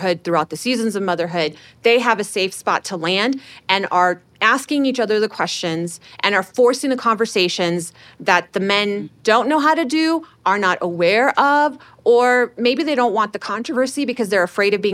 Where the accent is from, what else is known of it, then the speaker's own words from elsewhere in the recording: Houston, Texas, United States; also born or lived in Chicago; okay, Houston